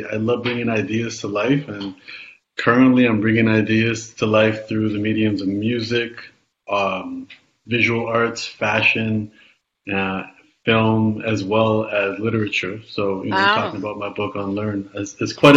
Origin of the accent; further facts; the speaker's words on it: Canada; I was born in Canada, yes, in the 80s